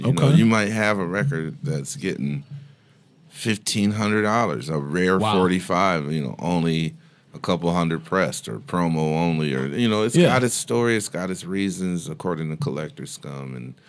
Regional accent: Sandusky, Ohio, United States; that's my hometown.

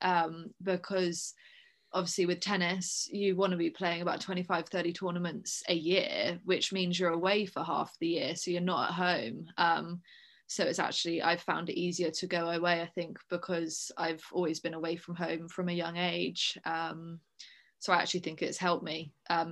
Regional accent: Guildford, South East England, United Kingdom; also born or lived in Bournemouth; my parents live southwest London. Okay. Kind of Guildford area. So I went to boarding school down in Bournemouth

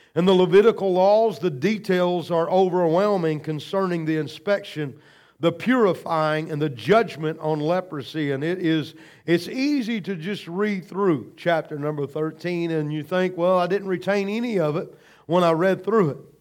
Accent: United States; I'm proud to be an American

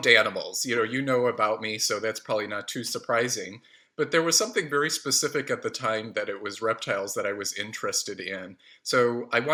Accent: Oak Park, Illinois, United States; it's a suburb of Chicago called Oak Park

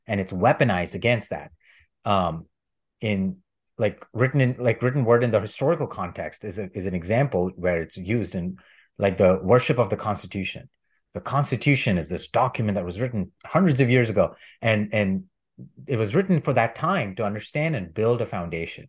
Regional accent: India; moved away; I'm from India and I grew up learning about plant-based medicine

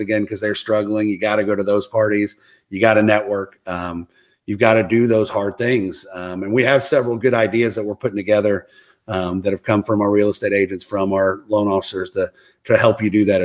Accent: Philadelphia, Pennsylvania, United States; I was born in Philadelphia

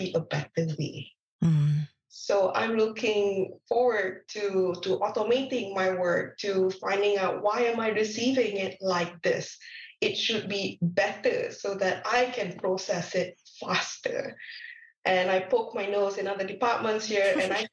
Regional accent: Malaysia; moved away as an adult; also born or lived in Lincoln, United Kingdom; now in Canada; I'm not from Canada. I am from Malaysia

